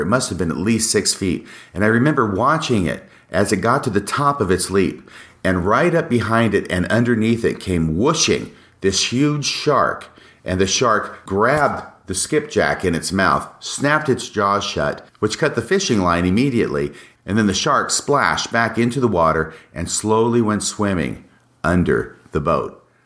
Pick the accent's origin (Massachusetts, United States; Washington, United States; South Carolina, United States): Washington, United States; also born or lived in Texas; we moved from Texas to Washington in nineteen sixty-nine, and in my fourth grade school year from nineteen sixty-nine to nineteen seventy, we lived in a small rental house